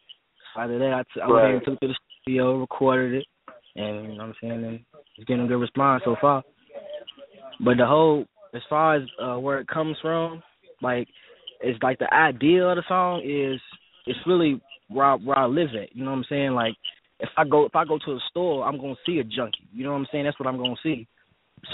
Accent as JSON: {"language": "English", "town": "Louisville", "region": "Kentucky", "country": "United States", "tie": "born or raised there", "said": "I'm from the West End"}